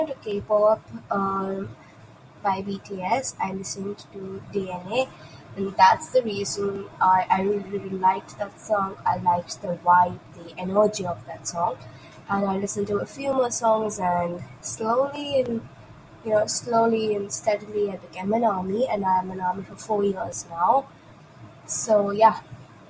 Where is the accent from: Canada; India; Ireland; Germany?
India; I am from India. I live in India